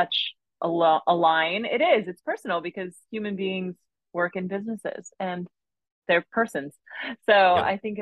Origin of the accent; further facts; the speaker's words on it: Chicago, Illinois, United States; now in Texas, United States; I'm from Chicago originally.